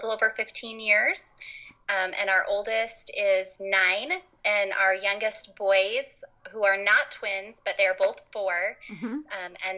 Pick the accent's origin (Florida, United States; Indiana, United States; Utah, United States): Utah, United States; I grew up in Utah, lived here most of my life